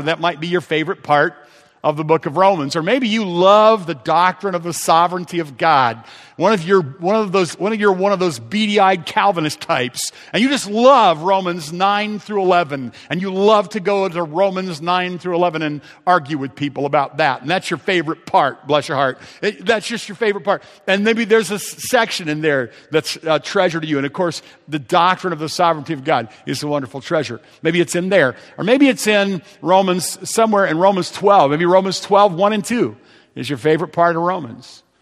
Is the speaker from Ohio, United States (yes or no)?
yes; Ohio, United States; I'm from Ohio